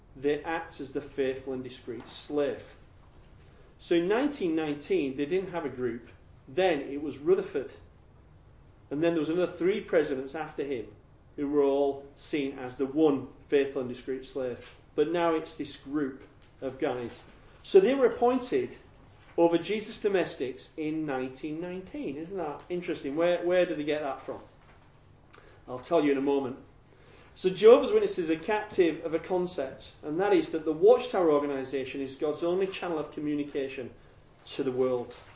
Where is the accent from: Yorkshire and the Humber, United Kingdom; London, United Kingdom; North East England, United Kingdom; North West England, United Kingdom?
Yorkshire and the Humber, United Kingdom; accent: Yorkshire; I'm from Yorkshire